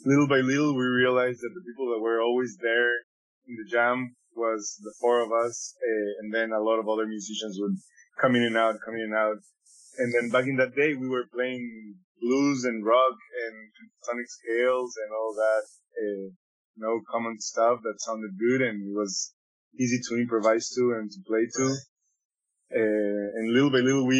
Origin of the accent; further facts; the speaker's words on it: Ecuador; now in Vancouver, Canada; Me and Alonso, we're from Ecuador